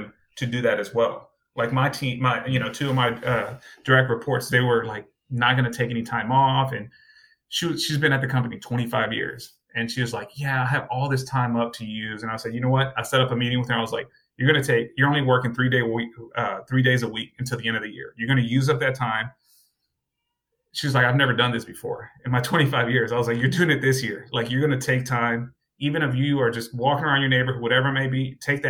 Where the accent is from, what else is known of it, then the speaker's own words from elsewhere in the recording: Austin, Texas, United States; I'm from Austin, Texas